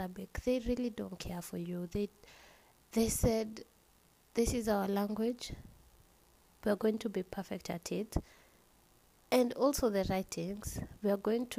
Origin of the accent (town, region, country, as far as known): Kenya